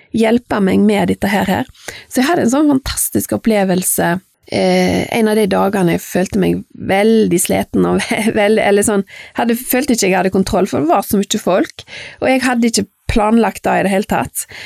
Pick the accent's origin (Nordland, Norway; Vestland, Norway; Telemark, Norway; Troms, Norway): Vestland, Norway; Fitjar; jeg vokste opp på Fitcha Jeg er født i 1971